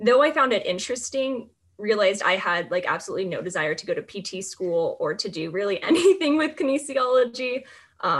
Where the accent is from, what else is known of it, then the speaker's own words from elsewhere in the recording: Southern California, United States; moved away as an adult; also born or lived in Pullman, Washington; now in San Francisco, United States; I'm from Southern California